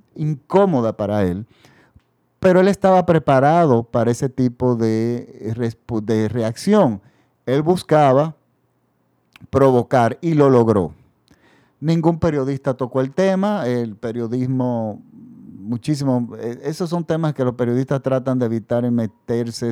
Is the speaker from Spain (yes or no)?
no; Dominican Republic; en mi país el dictador Balaguer se había perpetuado